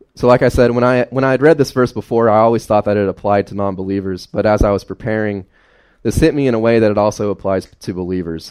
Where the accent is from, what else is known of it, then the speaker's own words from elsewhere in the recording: Carroll County, Fancy Gap, Grayson, Galax, Virginia, United States; I grew up in Carroll County, Fancy Gap, Grayson, Galax, uh, all over this general area, right? Uh, never left this general area.